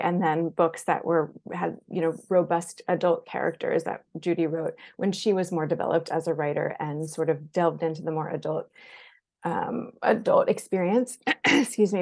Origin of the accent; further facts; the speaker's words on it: Jacksonville, Florida, United States; I grew up in Jacksonville, Florida, in Duval County